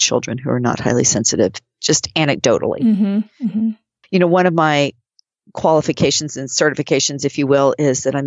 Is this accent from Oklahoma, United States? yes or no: yes; Oklahoma, United States; I grew up in Oklahoma